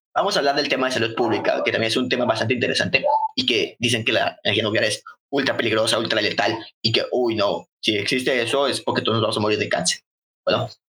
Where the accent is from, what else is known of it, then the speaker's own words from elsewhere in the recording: Mexico; somos nosotros de México